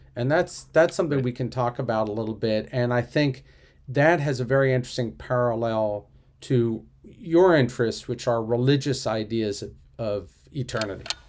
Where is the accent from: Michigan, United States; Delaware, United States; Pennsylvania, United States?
Pennsylvania, United States; Philadelphia; I'm from Philadelphia